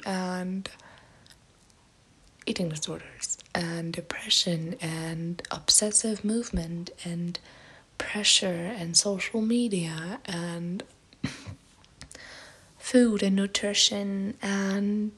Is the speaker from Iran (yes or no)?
no; Germany; English is a second language; I'm from Germany